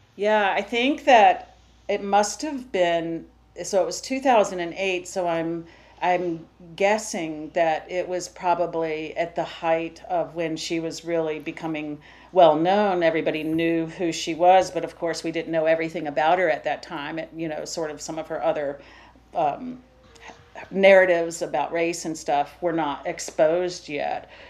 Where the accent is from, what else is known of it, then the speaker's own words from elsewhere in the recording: Savannah, Georgia, United States; I'm from Savannah, Georgia